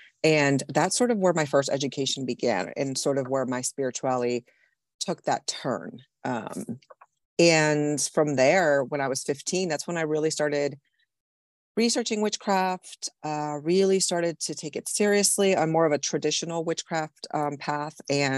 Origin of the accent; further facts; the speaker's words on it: Puerto Rico; Well, I'm Puerto Rican. I was born and raised in Puerto Rico. So I was raised in the Catholic Church, basically.